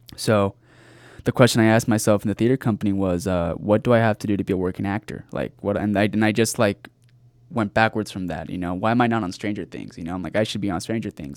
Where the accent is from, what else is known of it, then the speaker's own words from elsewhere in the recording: Rancho Cucamonga, California, United States; also born or lived in La Puente, California; I grew up in Rancho Cucamonga, California